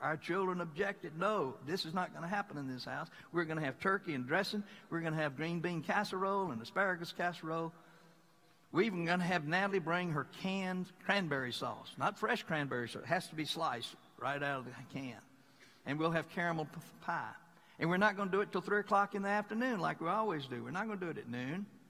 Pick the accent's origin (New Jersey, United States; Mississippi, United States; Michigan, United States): Mississippi, United States; moved away; I come from the most beloved state in the whole Union